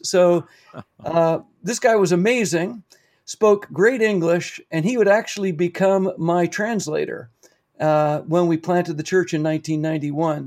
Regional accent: Canada; also born or lived in Papua New Guinea; I took that back home with me to Canada

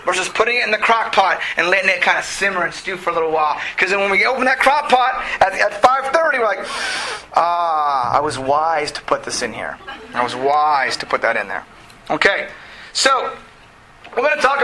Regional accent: United States; we grew up in America

